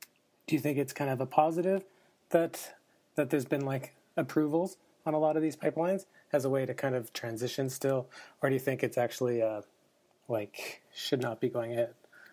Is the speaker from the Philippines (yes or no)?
no; Alberta, Canada; since we're both from Alberta